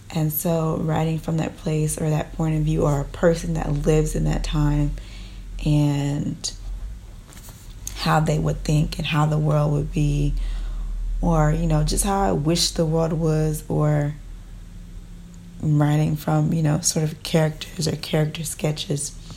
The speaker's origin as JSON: {"language": "English", "region": "Texas", "country": "United States", "tie": "born or raised there", "said": "I'm in Texas, um, because I was born in Texas"}